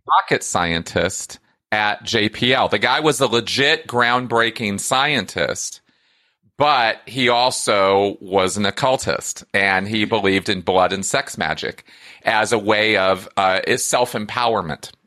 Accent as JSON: {"language": "English", "region": "California", "country": "United States", "tie": "born or raised there", "said": "I grew up in California"}